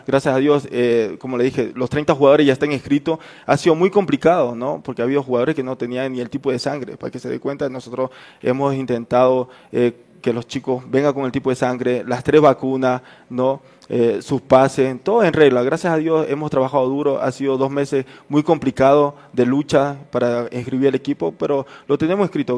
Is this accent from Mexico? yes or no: no; the Oriente, Amazon region, Ecuador; also born or lived in Esmeraldas (family); now in Quito, Ecuador; yo soy del Oriente, pero la mayoría de mi familia es Esmeralda